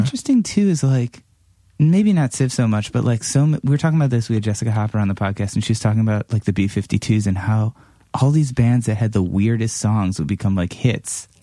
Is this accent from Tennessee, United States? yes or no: no; Cleveland, Ohio, United States; moved away; growing up in Cleveland